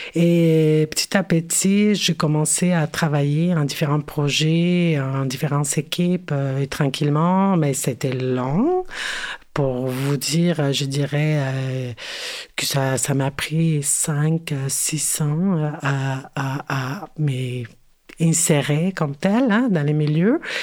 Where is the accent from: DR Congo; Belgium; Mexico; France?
Mexico; Mexico City; French is a second language; moved away as an adult; now in Montreal, Canada; je me identifico como mexicana, née en la Ciudad de México et euh, oui, c'est ça, je suis née euh, à, Mexico